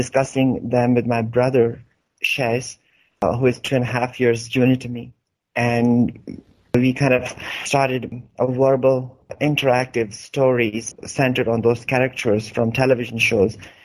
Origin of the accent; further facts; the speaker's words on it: Hangu, Khyber Pakhtunkhwa, Pakistan; moved away as an adult; now in Peshawar, Pakistan; my hometown, Hangu